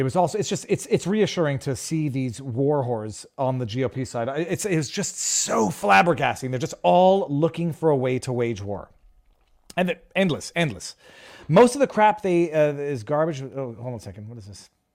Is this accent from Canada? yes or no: yes; Canada; moved away; as a Canadian born person